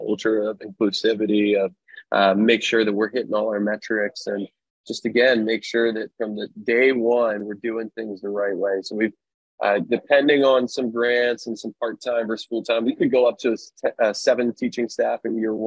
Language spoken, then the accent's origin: English; right outside Philadelphia, Pennsylvania, United States; moved away as an adult; also born or lived in Western Massachusetts; now in Sacramento, United States; I grew up right outside Philadelphia, went to college in Western Massachusetts, and then made my way out to California